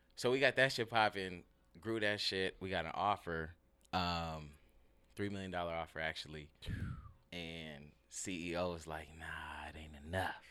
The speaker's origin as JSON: {"language": "English", "town": "Ontario", "region": "California", "country": "United States", "tie": "born or raised there", "also_born_or_lived": "Liberia", "moved": "as an adult", "lives_now": "Seattle, United States", "said": "grew up in L A. More specifically, Ontario"}